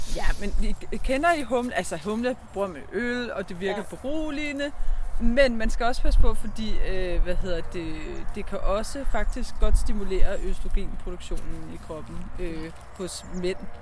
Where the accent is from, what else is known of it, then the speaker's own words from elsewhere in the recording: Borre near Præstø, Zealand, Denmark; moved away as an adult; also born or lived in Copenhagen; Jeg er vokset op her